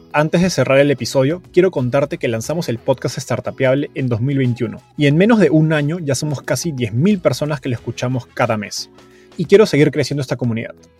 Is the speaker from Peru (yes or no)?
yes; Peru; ambos somos peruanos